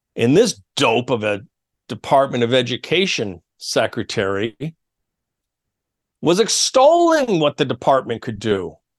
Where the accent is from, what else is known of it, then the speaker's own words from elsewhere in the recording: New York, United States; my home state of new york